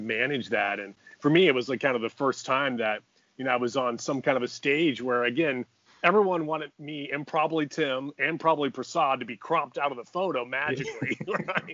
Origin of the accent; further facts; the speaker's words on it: New Oxford, Pennsylvania, United States; I grew up near Gettysburg, Pennsylvania, in a little town called New Oxford